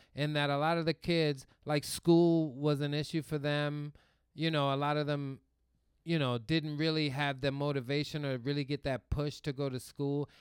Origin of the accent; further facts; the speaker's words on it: U.S. Virgin Islands; moved away; When I was growing up in Saint Croix